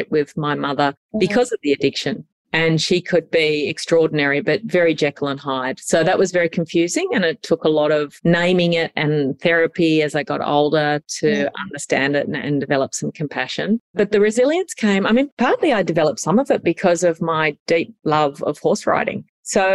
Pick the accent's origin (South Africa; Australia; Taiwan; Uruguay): Australia; Sydney, New South Wales; So I grew up in Sydney.